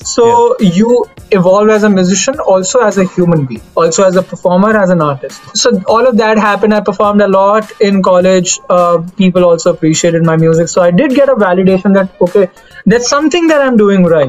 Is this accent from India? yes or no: yes; Delhi, India; I'm from Delhi.